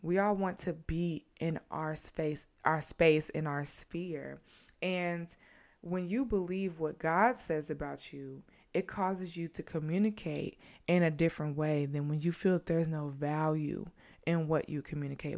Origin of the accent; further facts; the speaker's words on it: St. Louis, Missouri, United States; moved away as an adult; also born or lived in South Carolina; I'm from Saint Louis